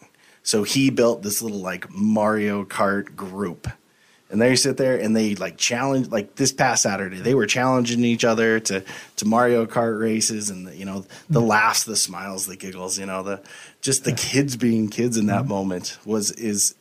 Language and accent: English; Helena, Montana, United States; now in Missoula, United States; I grew up in Helena